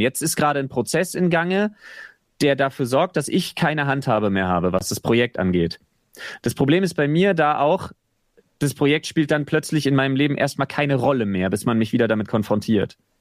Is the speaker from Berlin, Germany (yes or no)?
yes; Berlin, Germany; dass ich mich als Berliner so ein bisschen in den Stadtpatriotismus äh, zurückflüchten kann